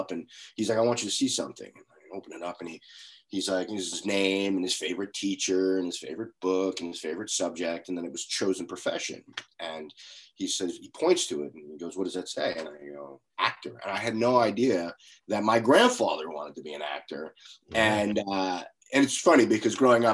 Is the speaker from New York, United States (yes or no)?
yes; Long Island, New York, United States; I grew up on Long Island, about 45 miles outside of New York City, in the shadow of New York City